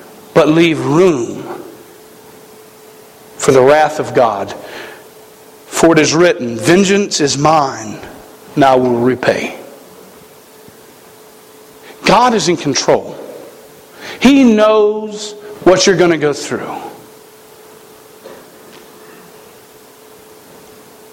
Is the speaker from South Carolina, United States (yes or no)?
yes; South Carolina, United States; moved away as an adult; now in Montana, United States; I come from South Carolina